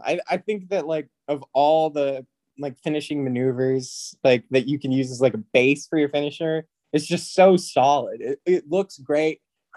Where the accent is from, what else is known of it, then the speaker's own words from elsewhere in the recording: Tennessee, United States; we're from Tennessee